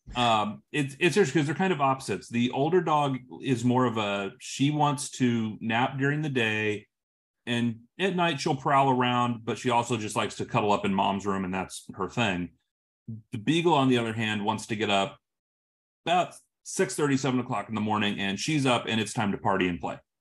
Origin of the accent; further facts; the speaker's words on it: Illinois, United States; moved away as an adult; now in West Coast, United States; I'm from Illinois, I live on the West Coast now. I moved out here for my career